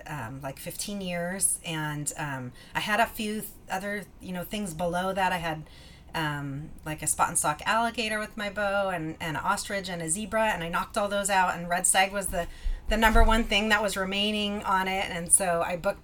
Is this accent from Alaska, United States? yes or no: yes; Alaska, United States; I was born and raised in Alaska